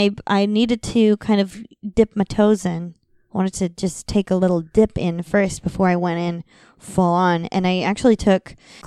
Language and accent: English; Midwest, United States; And just by comparison, you know, I'm from the Midwest.